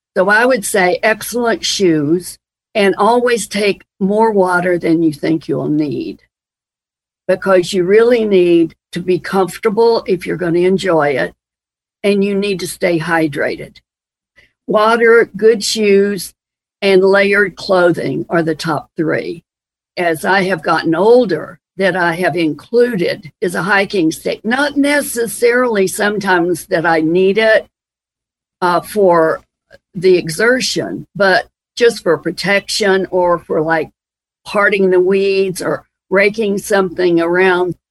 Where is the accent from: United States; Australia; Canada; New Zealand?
United States; Transylvania County, Western North Carolina; growing up in Western North Carolina.